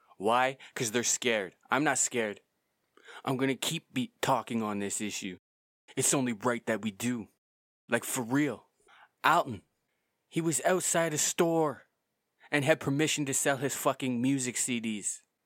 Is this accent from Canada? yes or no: yes; Canada; I'm from Canada and I'm Canadian